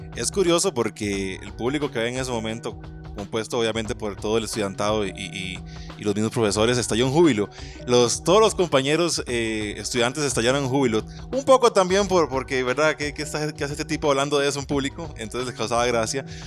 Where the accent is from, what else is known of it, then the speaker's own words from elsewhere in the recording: Nandayure, Guanacaste, Costa Rica; moved away; yo soy original de Guanacaste. Y soy original de Guanacaste, correcto de Nanda Yuri